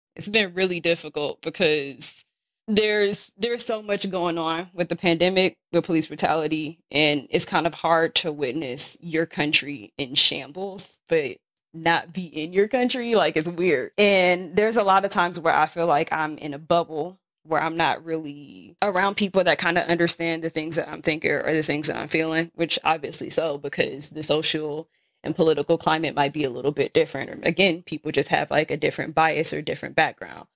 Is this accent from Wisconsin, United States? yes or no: yes; Milwaukee, Wisconsin, United States; moved away as an adult; also born or lived in Mérida, Mexico; now in Santiago de Querétaro, Mexico; I grew up obviously in Milwaukee, Wisconsin